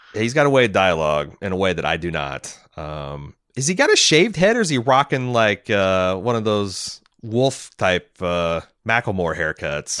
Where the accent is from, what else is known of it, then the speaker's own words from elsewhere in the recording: United States; we're just fucking Americans